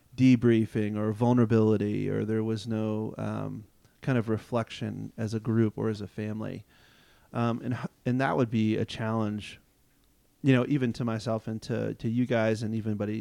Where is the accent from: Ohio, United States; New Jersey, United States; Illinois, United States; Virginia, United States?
Virginia, United States; Loudoun County; growing up in Loudoun County, Virginia